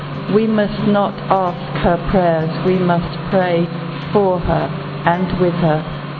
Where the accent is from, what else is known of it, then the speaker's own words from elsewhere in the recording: England, United Kingdom; I come from England.